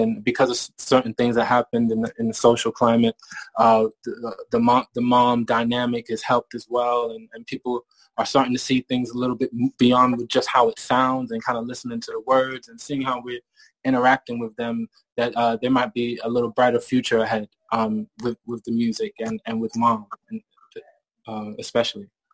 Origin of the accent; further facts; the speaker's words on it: Maryland, United States; moved away as an adult; also born or lived in Bristol, England; now in England; I moved to America and I grew up in, in Maryland and graduated high school